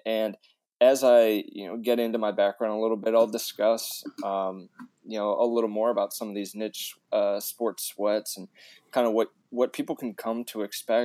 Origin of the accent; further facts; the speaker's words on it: Indiana, United States; I grew up in Indiana, so I've been playing basketball since I could walk